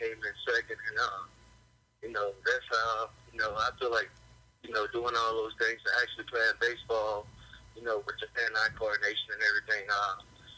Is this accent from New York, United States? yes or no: no; Arkansas, United States; growing up in Arkansas, you know, we don't have an NFL team and everybody loved the Razorbacks